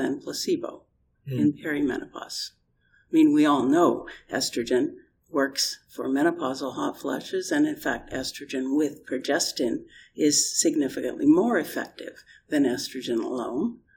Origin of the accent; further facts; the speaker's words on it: Canada; I'm Canadian and not British.